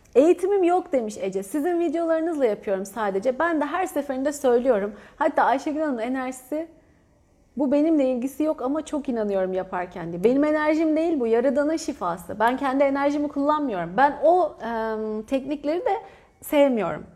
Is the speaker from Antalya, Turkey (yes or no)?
yes; Antalya, Turkey; moved away; Ben Antalyalıyım